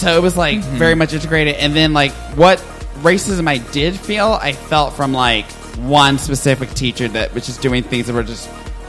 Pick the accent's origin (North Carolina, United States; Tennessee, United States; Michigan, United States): Tennessee, United States; Nashville; I was raised in Nashville and I will say that I didn't really experience much racism.